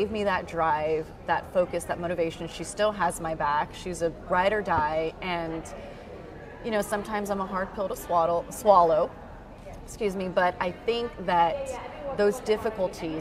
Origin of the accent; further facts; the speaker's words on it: San Antonio, Texas, United States; moved away as an adult; also born or lived in Houston / Jackson, Mississippi / Boston; I grew up in South San Antonio, in a predominantly Hispanic population.